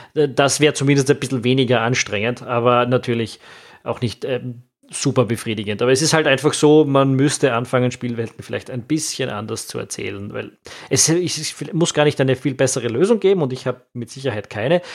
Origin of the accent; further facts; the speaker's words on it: Austria; also born or lived in Vienna; als Österreicher